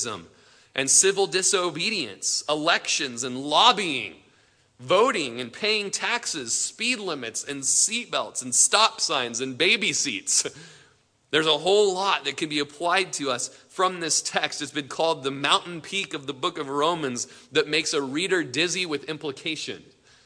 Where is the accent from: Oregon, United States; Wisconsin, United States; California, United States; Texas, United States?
Oregon, United States; Klamath Falls; In Klamath Falls, my hometown, was just there yesterday